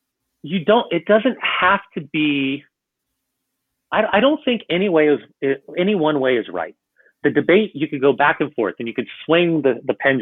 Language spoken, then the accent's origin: English; United States; growing up in the United States